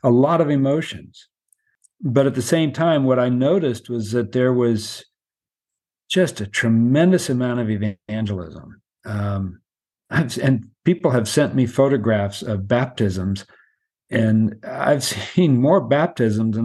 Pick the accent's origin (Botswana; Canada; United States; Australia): United States; I'm an American and traveling back and forth to Myanmar for a few years now